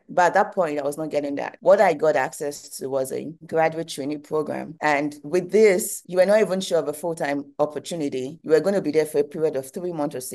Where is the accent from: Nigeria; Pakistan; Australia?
Nigeria; moved away as an adult; now in United States; I'm Nigerian and I've always been in Nigeria. I did my first degree in Nigeria before I moved to the United States for my second degree